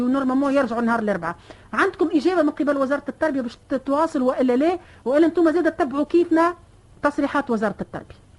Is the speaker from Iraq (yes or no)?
no; Tunisia; انا كمواطنه تونسيه